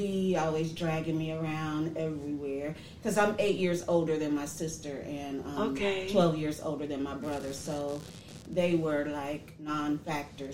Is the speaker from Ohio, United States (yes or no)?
yes; Dayton, Ohio, United States; moved away as an adult; also born or lived in Georgia; I am actually born and raised here in Dayton, Ohio.